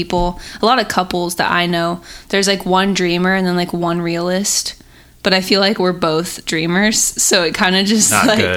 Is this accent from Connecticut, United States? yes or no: no; Indiana, United States; now in California, United States; I actually flew to Indiana to do some photography. I shoot a lot of senior photos in my hometown.